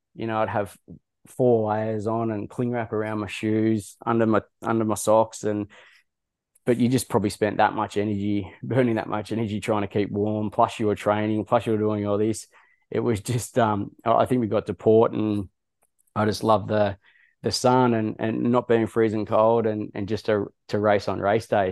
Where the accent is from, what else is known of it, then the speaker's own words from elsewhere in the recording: Wagga Wagga, New South Wales, Australia; I grew up in Wagga Wagga